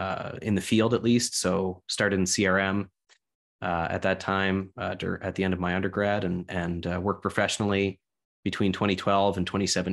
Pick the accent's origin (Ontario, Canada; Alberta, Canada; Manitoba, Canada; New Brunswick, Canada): New Brunswick, Canada; Keswick Ridge; I grew up in Keswick Ridge, which is west of Fredericton, basically on a tributary of the Wolastoq River